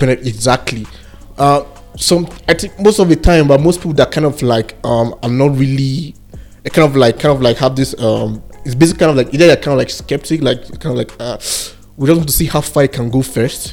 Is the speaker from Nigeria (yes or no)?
yes; Jos, Plateau, Nigeria; I was born and raised here in Jos